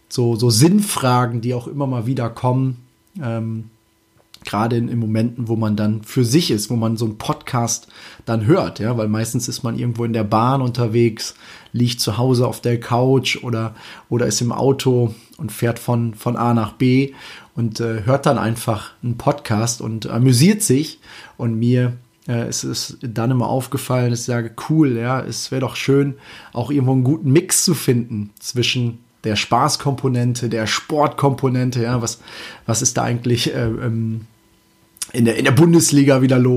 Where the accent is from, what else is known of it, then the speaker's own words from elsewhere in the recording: Münsterland/Emsland, Germany; Münsterland, Emsland, ja, irgendwo aus der Richtung auf jeden Fall kommt. Und das Schöne dabei ist, das ist meine Heimat.